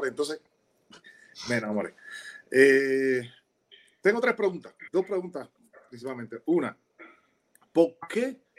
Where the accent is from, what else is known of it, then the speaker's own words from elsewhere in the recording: Havana, Cuba; gracias por darme la oportunidad porque soy habanero, pero mis equipos eran de Río.